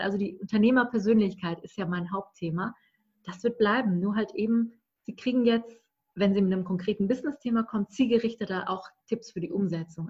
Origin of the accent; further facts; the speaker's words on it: Berlin, Germany; ich komme aus Berlin